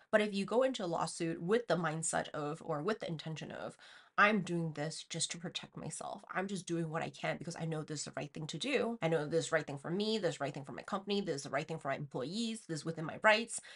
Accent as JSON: {"language": "English", "country": "China", "tie": "born or raised there", "moved": "yes", "said": "growing up in China"}